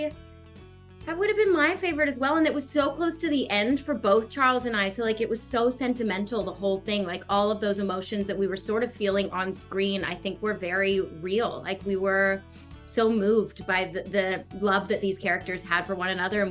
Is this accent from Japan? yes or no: no; Australia; growing up in Australia